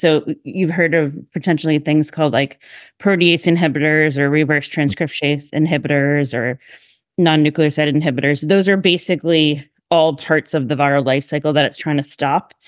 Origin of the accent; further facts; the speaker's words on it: Massachusetts, United States; moved away as an adult; also born or lived in Hershey, Pennsylvania; now in Philadelphia, United States; originally I'm from Massachusetts